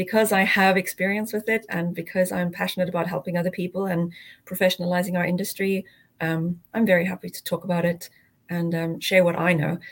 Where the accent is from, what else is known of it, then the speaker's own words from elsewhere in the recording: South Africa; moved away; I grew up in South Africa and studied there as well.